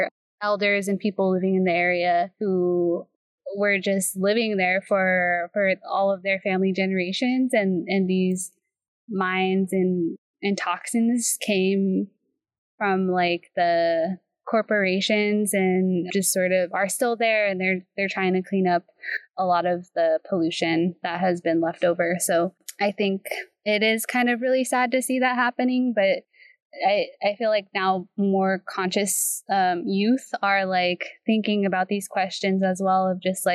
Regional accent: Colorado, United States; I'm coming from Colorado

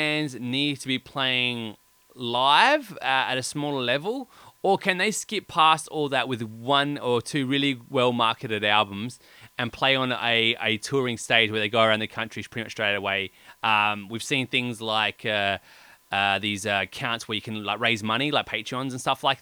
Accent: Australia; we're Australian

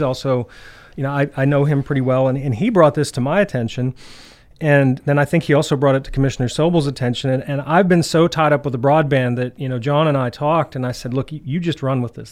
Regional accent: Clearfield, Pennsylvania, United States; moved away as an adult; now in DuBois, United States; I was born and raised in Clearfield

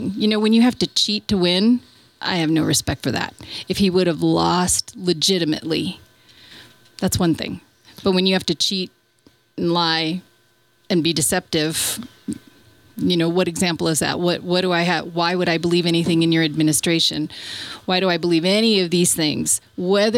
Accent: San Francisco, California, United States; now in Bosque Farms, United States; I grew up in San Francisco and we lived right on the cliffs

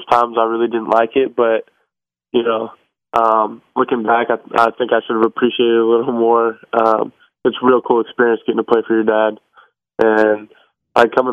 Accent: Longview, Washington, United States; now in Spokane, United States; I grew up in a small town, Longview, Washington, near between Portland, Oregon, and Seattle, Washington.

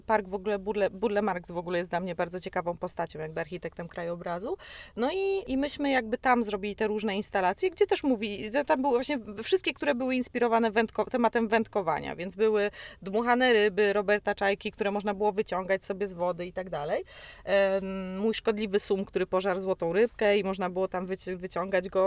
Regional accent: Poland; jestem z Polski

